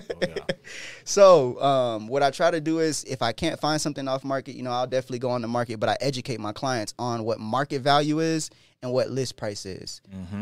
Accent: Del Mar, California, United States; now in Denver, United States; I'm originally from California, Del Mar, California, which is one of the richest areas in California. And when I when my mom moved out there into the low income apartments

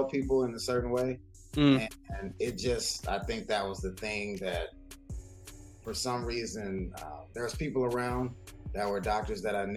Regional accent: Dallas, Texas, United States; moved away as an adult; also born or lived in Yonkers, New York; now in Brooklyn, United States; I grew up in Texas, and I moved to New York 7 years ago

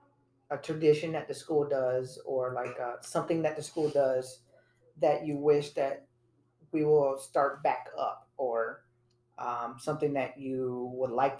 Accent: Florida, United States; growing up in Florida

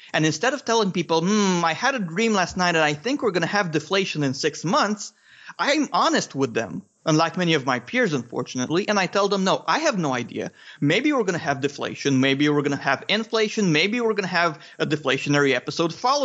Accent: Romania; English is a second language; I'm from Romania. I still live in Romania

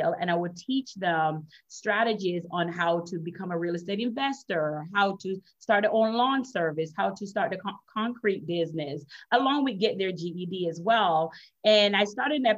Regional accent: Jamaica; accent: Jamaican; now in Florida, United States; I'm originally from Jamaica. I'm Jamaican and Chinese

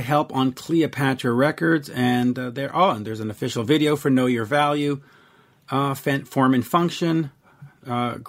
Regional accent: Montreal, Quebec, Canada; I'm from Montreal

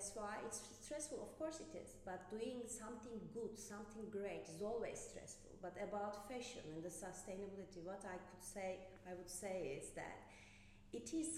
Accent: Turkey; now in Ireland; I'm originally from Turkey

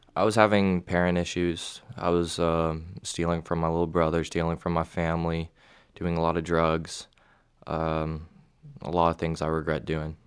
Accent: Knoxville, Tennessee, United States; I'm from Knoxville, Tennessee

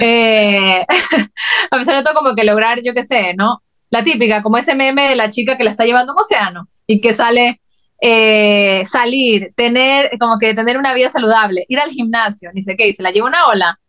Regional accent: Guayaquil, Guayas, Ecuador; moved away; las dos somos de Guayaquil

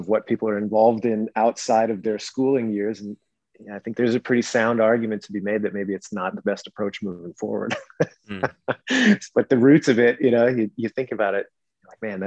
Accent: British Columbia, Canada; I grew up in Western Canada in British Columbia

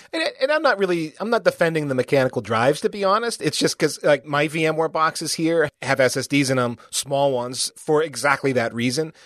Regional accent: United States; as an American

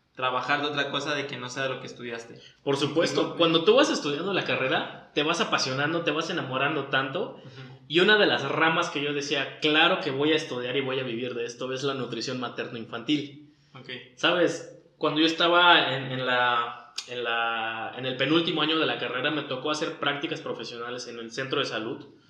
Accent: Cancún, Quintana Roo, Mexico; also born or lived in Valladolid; soy aquí de Cancún

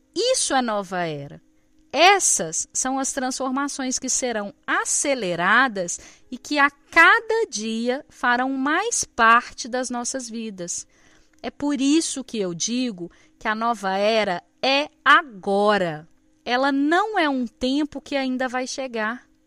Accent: Minas Gerais, Brazil; eu sou mineira

